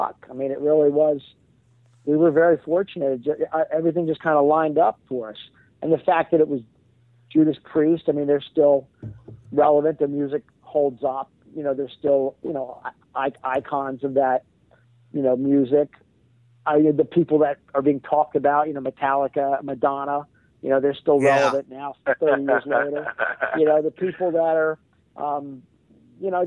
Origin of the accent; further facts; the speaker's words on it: Bowie, Maryland, United States; I'm from Prince George's County, and I grew up in Bowie, and I went to University of Maryland